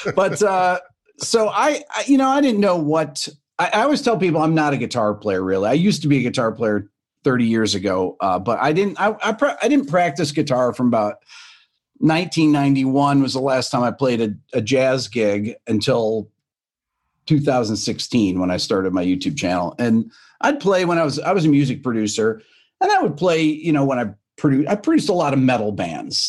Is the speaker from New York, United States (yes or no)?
yes; Rochester, New York, United States; moved away as an adult; now in Atlanta, United States; I'm from New York originally, from upstate, from Rochester